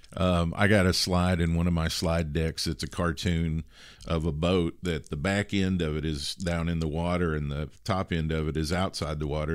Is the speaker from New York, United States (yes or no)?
no; Kentucky, United States; the biggest city near my hometown in Kentucky